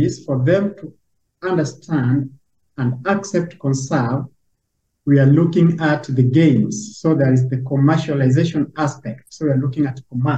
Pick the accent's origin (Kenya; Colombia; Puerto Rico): Kenya; Lake Naivasha, Nakuru County; I'm a Kenyan and living in Kenya. My background is I'm a tour operator. I started tours and travels. And this is something that has been in me since I was a child, back in the lovely environment of Lake Naivasha, where I was born and where I grew up